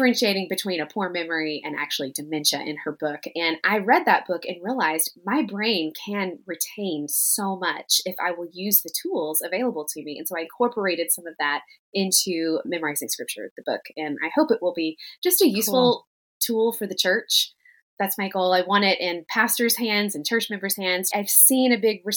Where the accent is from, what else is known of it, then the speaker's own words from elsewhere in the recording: Tennessee, United States; something we did in the South, particularly where I grew up in Tennessee